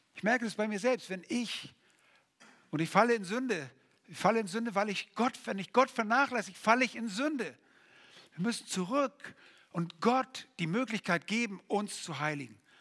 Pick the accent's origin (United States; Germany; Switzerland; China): Germany; bei uns in Deutschland